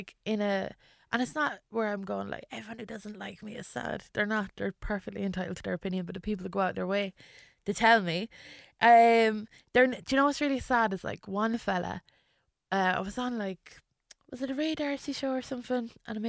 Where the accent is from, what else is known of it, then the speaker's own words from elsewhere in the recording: England, United Kingdom; born there; yeah, well, I was English. Do you know, like, I was born in England